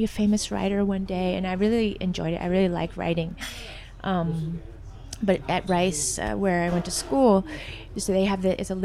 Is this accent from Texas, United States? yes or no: yes; Dallas, Texas, United States; also born or lived in Netherlands; now in Shanghai, China; they moved to Texas, to Dallas, where I grew up